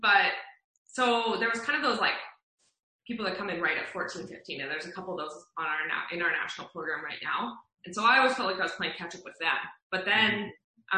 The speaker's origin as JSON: {"language": "English", "town": "Calgary", "region": "Alberta", "country": "Canada", "tie": "born or raised there", "said": "come up here to Calgary to race in my hometown"}